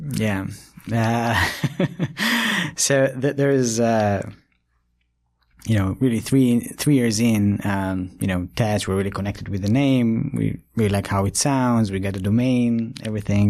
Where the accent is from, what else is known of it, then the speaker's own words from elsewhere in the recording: Ashdod area, Southern District, Israel; moved away as an adult; also born or lived in Tokyo, Japan; now in United States; I grew up in Israel and, uh, in a small village near Ashdod